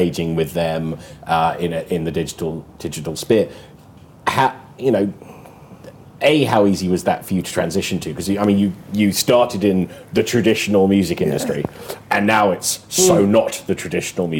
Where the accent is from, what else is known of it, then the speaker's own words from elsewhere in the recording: London, United Kingdom; you and I are both Londoners